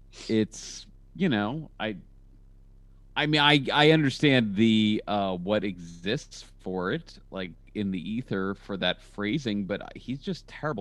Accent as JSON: {"language": "English", "region": "Ohio", "country": "United States", "tie": "born or raised there", "also_born_or_lived": "St. Louis", "said": "I grew up in Ohio. I lived in St. Louis most of my life. Like, I know what the Midwest looks like."}